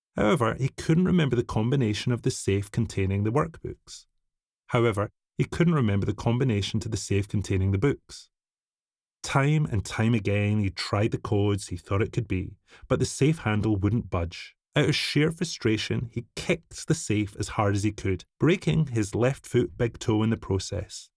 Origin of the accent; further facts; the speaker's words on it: Scotland, United Kingdom; I'm from a similar sized rural village out in the sticks of Scotland. My Scottish home is surrounded by rolling hills